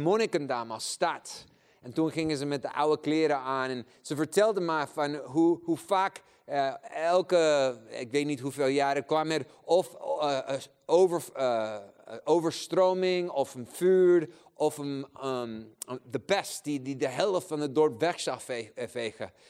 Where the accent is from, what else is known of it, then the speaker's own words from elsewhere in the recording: Chile; Dutch is a second language; now in Netherlands; ik ben eigenlijk in Chili geboren. Eh, ik ben een kerel met drie paspoorten, kan drie talen spreken